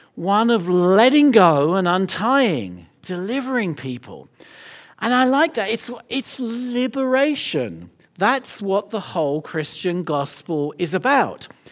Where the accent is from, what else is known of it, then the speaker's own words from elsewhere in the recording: London, United Kingdom; I'm from London